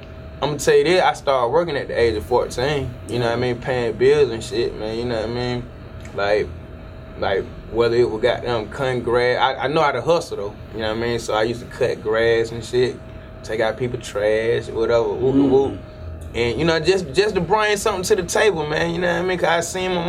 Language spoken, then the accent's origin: English; Decatur, United States; I'm from Decatur